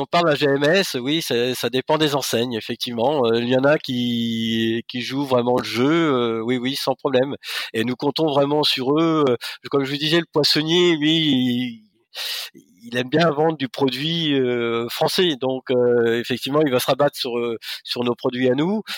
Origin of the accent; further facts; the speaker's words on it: Normandy, France; je suis normand